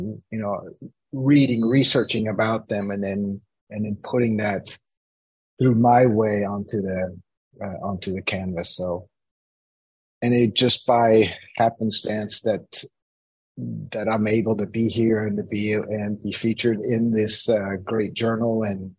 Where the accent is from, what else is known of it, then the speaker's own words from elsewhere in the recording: Switzerland; I grew up in Switzerland as a kid here because of my parents being American, spending 20 years in Switzerland